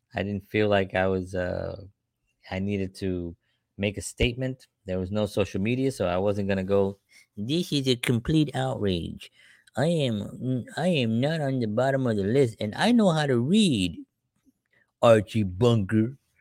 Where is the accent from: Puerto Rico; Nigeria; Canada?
Puerto Rico; I'm Puerto Rican